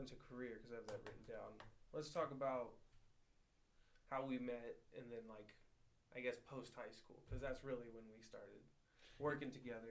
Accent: Phoenix, Oregon, United States; also born or lived in California; Born in California, but raised here my whole life. Went to Phoenix Town School Districts.

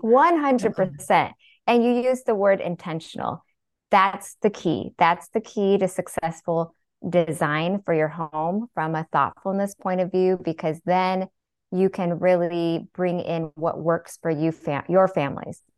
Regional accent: Seattle, Washington, United States; I was born and raised in Seattle

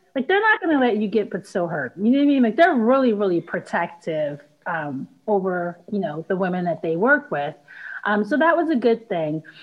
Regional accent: Philadelphia, Pennsylvania, United States; I was born and raised in Philly

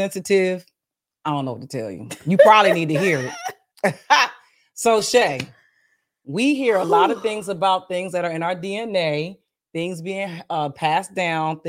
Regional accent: Bristol, Pennsylvania, United States; my hometown, Bucks County, Pennsylvania

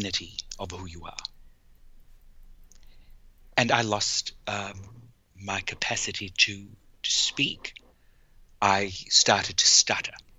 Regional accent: South Africa; I was born in South Africa at the height of the apartheid system.

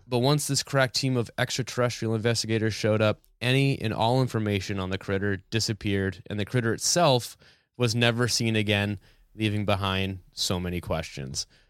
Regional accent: New Hampshire, United States; growing up in New, in New Hampshire

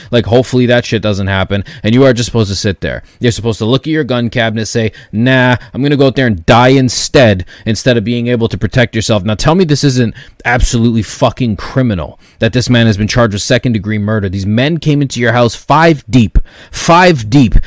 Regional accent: Canada; as a Canadian

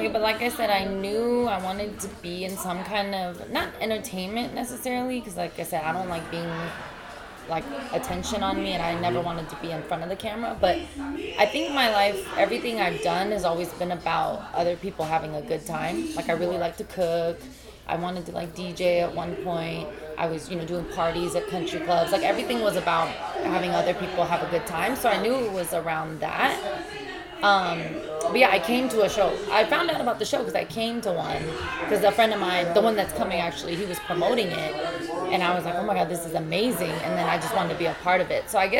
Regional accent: Alaska, United States; I moved back and forth a lot, but mostly I grew up in Alaska.

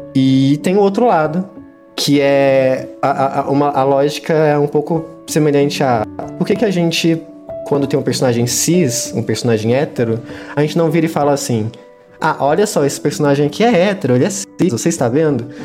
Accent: Minas Gerais, Brazil; eu sou de Minas Gerais

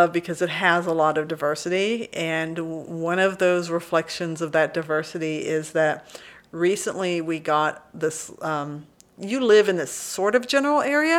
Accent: Burleson, Texas, United States; Because I grew up in Burleson.

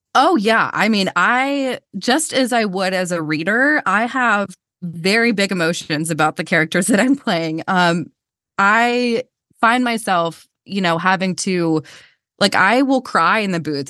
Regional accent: Georgia, United States; accent: Southern; I'm from Georgia. I grew up in the South.

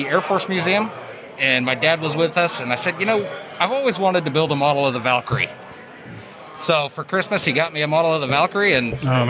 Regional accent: Indianapolis, Indiana, United States; I'm from the Indianapolis area here

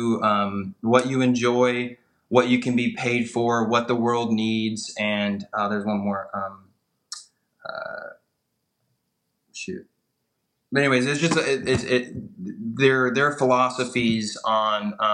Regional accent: United States; also born or lived in Charlotte; I'm an American. I grew up in America.

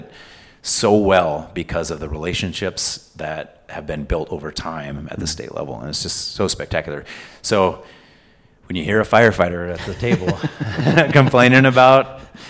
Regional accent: California, United States; now in Illinois, United States; So now I'm in Illinois and I'm not a Californian anymore.

